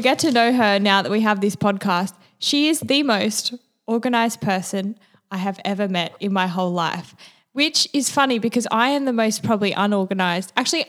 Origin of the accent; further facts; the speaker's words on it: Manly, New South Wales, Australia; I am from Manly